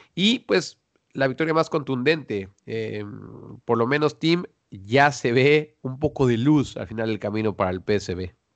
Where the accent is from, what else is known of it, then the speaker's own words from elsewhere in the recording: Mexico; now in Netherlands; acá acá, en Holanda, los dos somos mexicanos